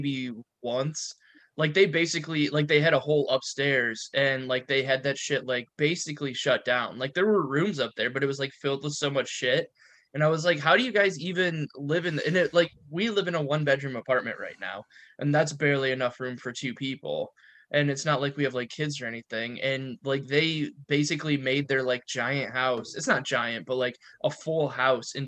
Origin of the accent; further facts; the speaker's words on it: Perrysburg, Ohio, United States; I grew up in Perrysburg